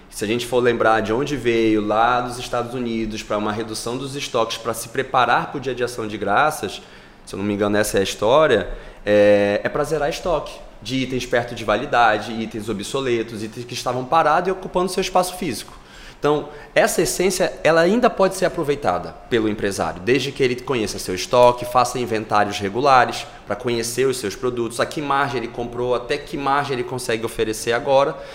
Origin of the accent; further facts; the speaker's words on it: Rio de Janeiro, Brazil; now in Belém, Brazil; eu moro em Belém há mais de 30 anos, apesar de não ser paraense, Porra, mas me considero paraense, sou carioca de, de ah, nascença.